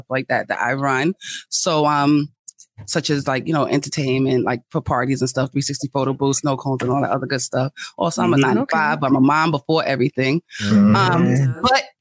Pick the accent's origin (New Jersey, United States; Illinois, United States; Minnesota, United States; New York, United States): New York, United States; New York City; I'm here from Brooklyn, New York, born and raised